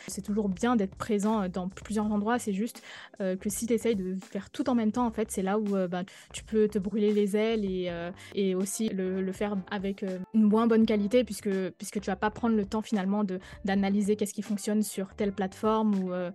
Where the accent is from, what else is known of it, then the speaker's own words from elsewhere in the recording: Guadeloupe; moved away; also born or lived in Paris; je suis guadeloupéenne